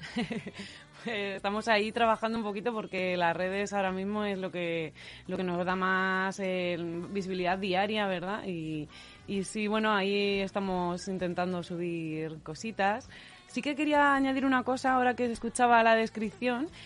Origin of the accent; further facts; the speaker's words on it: Leganés, Community of Madrid, Spain; en Radio Leganés, que además somos todos de Leganés